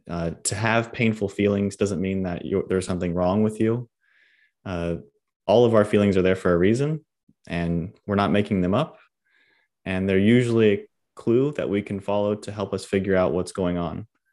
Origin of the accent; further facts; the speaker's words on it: Homestead, Florida, United States; I'm actually from Homestead, Florida, like, by Miami.